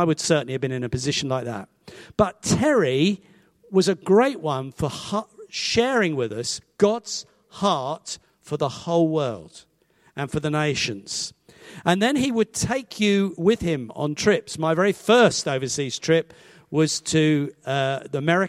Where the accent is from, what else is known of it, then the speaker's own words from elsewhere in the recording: Hastings, South East England, United Kingdom; moved away as an adult; also born or lived in Badger Farm, Winchester; now in Winchester, United Kingdom; Grew up in Hastings and ultimately ended up teaching there